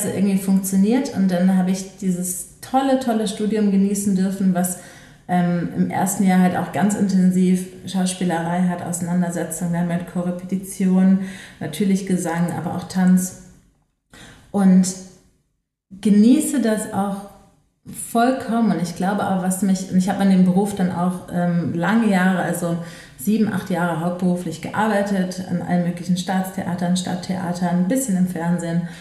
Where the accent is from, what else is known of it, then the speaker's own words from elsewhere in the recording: Düsseldorf, North Rhine-Westphalia, Germany; Aber ich komme aus Düsseldorf und die Volkwang ist halt in Essen.